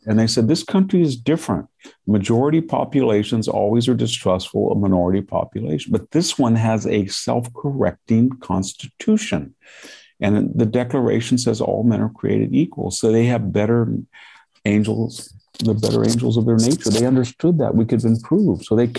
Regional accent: Central Valley, California, United States; I grew up in the Central Valley where there were a lot of Japanese American families.

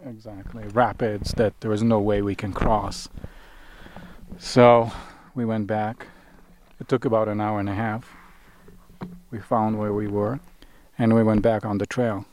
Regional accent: Israel; moved away; also born or lived in Sinai; I grew up in Israel. I, I was actually born, I was born in Sinai, which is the southern tip of the Negev Desert in Israel

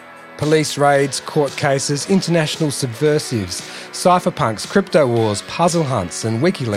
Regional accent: Melbourne, Victoria, Australia; an investigative journalist from Melbourne, Australia.

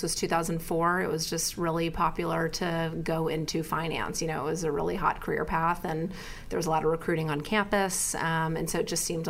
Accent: Houston, Texas, United States; also born or lived in Philadelphia, Pennsylvania; now in New York, United States; I'm from Houston, Texas, originally.

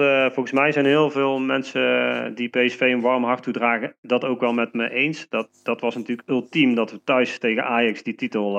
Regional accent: Nuenen, North Brabant, Netherlands; ik kom uit Nune. Hm. daar woon ik nu nog steeds, daar ben ik ook opgegroeid

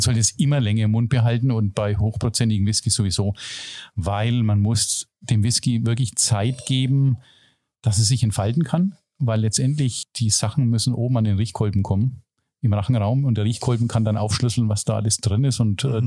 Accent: Germany; als Deutscher

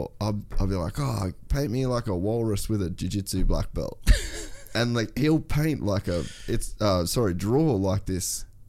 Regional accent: Cairns, Queensland, Australia; moved away as an adult; also born or lived in Los Angeles, United States / Cape York; now in Gold Coast, Australia; I grew up in Cairns.

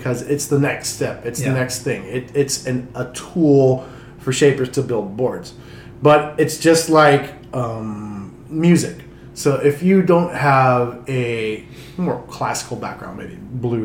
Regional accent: Honolulu, Hawaii, United States; moved away as an adult; also born or lived in East Coast, United States; where we grew up surfing was Waikiki

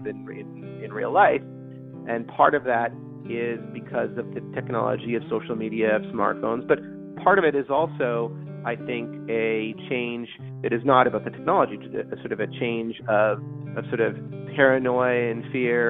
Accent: Toronto, Ontario, Canada; moved away as an adult; also born or lived in Ottawa, Canada; now in Silicon Valley, United States; I am originally from Canada, born in Toronto.

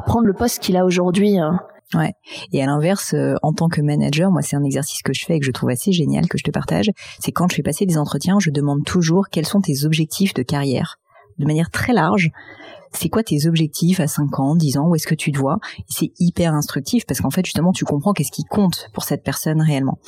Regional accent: Paris, Île-de-France, France; j'ai grandi à Paris

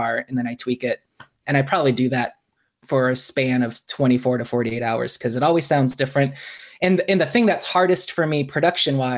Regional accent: Bloomington, Indiana, United States; also born or lived in Virginia / Hawaii; now in Muncie, United States; When I was 5, the summer of 88, we moved here to Bloomington.

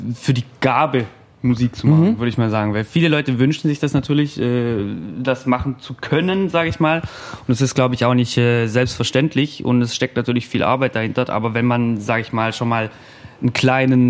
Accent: Ravensburg, Baden-Württemberg, Germany; bei uns in Ravensburg

